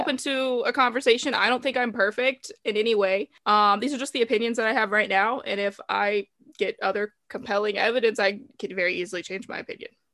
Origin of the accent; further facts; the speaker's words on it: the South, Southern United States, United States; I'm from the South, rural, middle of nowhere area. So I grew up listening to country music